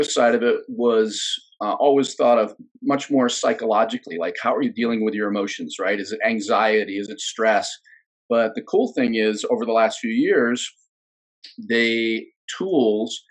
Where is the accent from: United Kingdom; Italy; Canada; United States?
United States